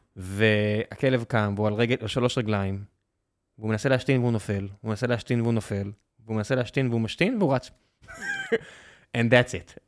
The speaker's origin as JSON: {"language": "Hebrew", "town": "Beersheba", "region": "Southern District", "country": "Israel", "tie": "born or raised there", "moved": "as an adult", "lives_now": "Tel Aviv, Israel", "said": "נולדתי בבאר שבע, חייתי שם עד גיל 24, מאז תל אביב"}